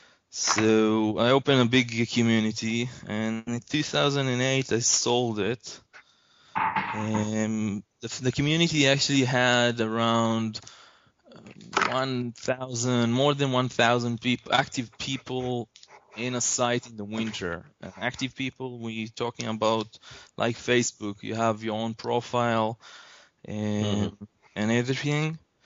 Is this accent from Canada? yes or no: no; Israel; from Israel. It's 3 in the morning here